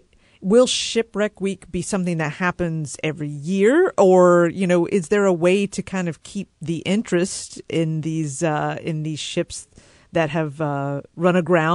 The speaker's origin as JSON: {"language": "English", "region": "North Carolina", "country": "United States", "tie": "born or raised there", "moved": "yes", "said": "And I grew up in North Carolina in the more mountainous regions."}